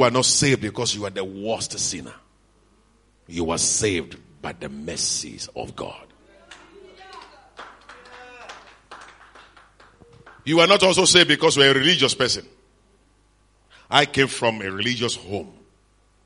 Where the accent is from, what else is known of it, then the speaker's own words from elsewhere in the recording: Lagos, Nigeria; We that come from Lagos